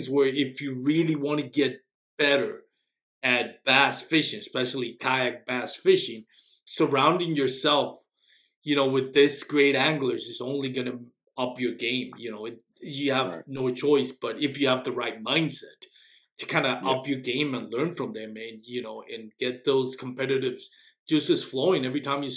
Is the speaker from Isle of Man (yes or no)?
no; Texas, United States; I'm from Texas